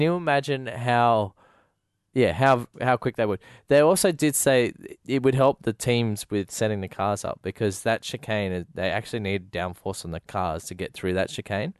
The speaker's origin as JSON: {"language": "English", "country": "Australia", "said": "being an Australian"}